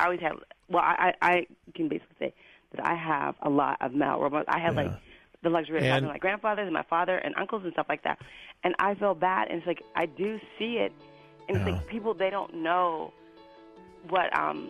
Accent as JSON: {"language": "English", "region": "Western Pennsylvania", "country": "United States", "said": "I'm from Western Pennsylvania"}